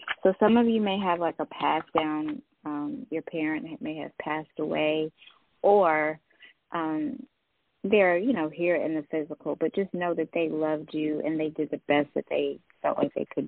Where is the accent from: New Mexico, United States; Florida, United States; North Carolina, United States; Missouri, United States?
North Carolina, United States; Greensboro; I'm from Greensboro, North Carolina.